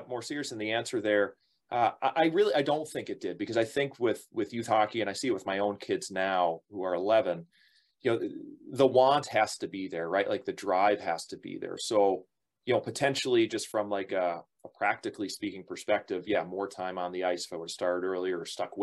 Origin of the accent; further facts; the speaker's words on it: Buffalo, New York, United States; I'm from Buffalo originally.